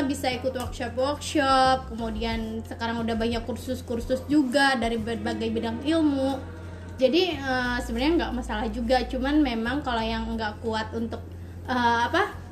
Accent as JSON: {"language": "Indonesian", "town": "Bogor", "region": "West Java", "country": "Indonesia", "tie": "born or raised there", "also_born_or_lived": "Jakarta (Betawi)", "said": "aslinya sih sebenarnya Betawi, Betawi, cuman dari kecil itu udah pindah ke Bogor, jadi udah jadi orang Bogor."}